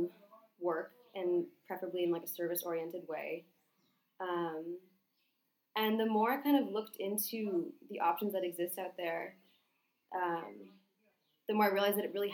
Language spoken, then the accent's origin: English; Northampton, Massachusetts, United States; moved away as an adult; also born or lived in Washington, D.C.; now in Panama; I'm from Northampton, Massachusetts, which is a small city a couple hours outside of Boston in Western Mass. I'm the oldest of three children, so I have a younger sister and brother. I was born there, grew up there, spent 18 or 17 years there